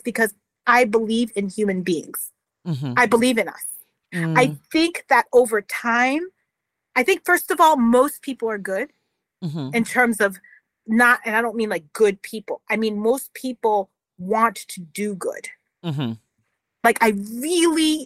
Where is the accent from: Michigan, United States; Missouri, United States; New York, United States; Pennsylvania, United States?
New York, United States; New York City; I grew up in New York City